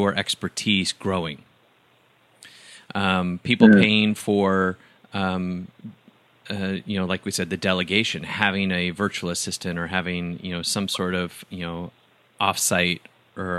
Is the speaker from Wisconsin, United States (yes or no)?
yes; Wisconsin, United States; I grew up in Wisconsin